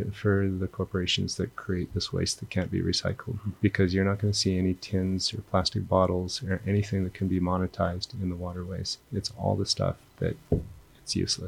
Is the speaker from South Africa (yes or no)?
no; Alberta, Canada; now in Bali, Indonesia; We're both from Canada, and we were remembering, actually, we grew up in the same province